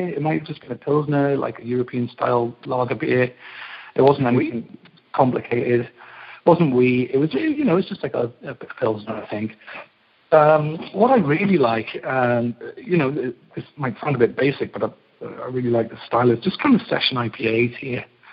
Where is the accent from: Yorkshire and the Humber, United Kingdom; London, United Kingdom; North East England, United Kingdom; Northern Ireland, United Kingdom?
North East England, United Kingdom; Newcastle upon Tyne; moved away as an adult; now in Brooklyn, United States; I'm from Newcastle in England